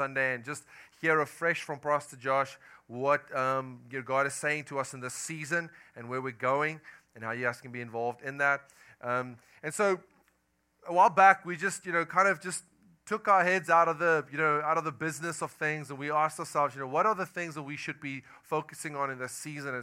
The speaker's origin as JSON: {"language": "English", "country": "South Africa", "accent": "Afrikaner", "moved": "as an adult", "lives_now": "United States", "said": "I am from South Africa. I moved here about 10 months ago with my family"}